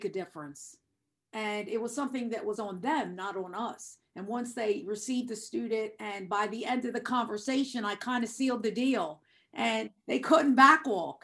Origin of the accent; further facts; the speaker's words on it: Delaware, United States; being from Delaware